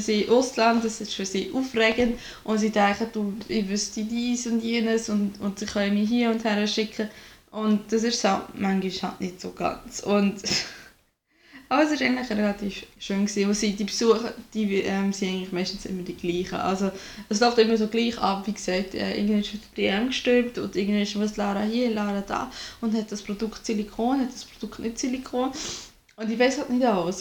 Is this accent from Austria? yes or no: no; Switzerland; moved away as an adult; now in Germany; ich bin halt wirklich direkt vor, aus der Lehre raus nach Deutschland gezogen. Ich habe nie alleine in der Schweiz gelebt